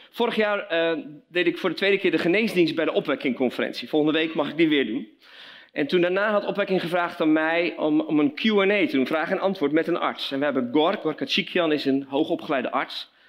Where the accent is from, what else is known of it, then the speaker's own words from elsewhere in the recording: Belgium; now in Veenendaal, Netherlands; We hebben twee dochters, we wonen in Veenendaal. Oorspronkelijk kom ik uit België als zoon van zendelingen.